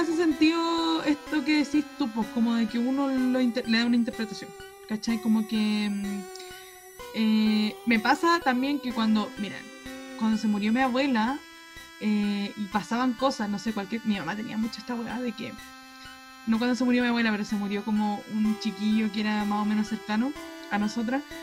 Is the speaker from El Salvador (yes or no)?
no; Chile